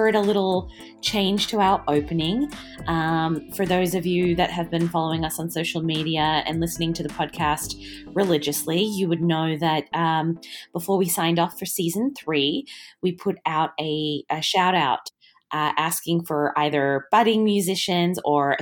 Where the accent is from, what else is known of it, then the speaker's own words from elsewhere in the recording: Australia; I'm so Australian